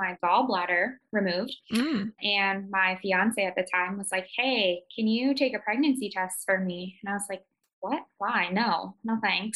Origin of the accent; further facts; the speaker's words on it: Chicago, Illinois, United States; moved away as an adult; now in Potterville, United States; I am originally from Chicago